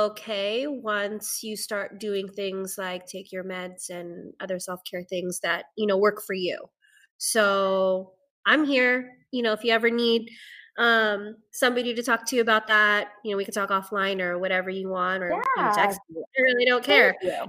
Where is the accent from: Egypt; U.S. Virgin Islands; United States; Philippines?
Philippines; as a Filipina who has depression and anxiety, and it's taken me a long time to even be okay with saying